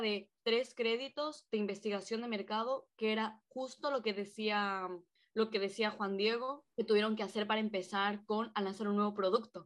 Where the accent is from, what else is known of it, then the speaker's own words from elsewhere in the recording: Quito, Pichincha, Ecuador; moved away as an adult; now in Valencia, Spain; los tres somos de Quito, Ecuador. Nos conocimos ahí, eh, íbamos juntos a clase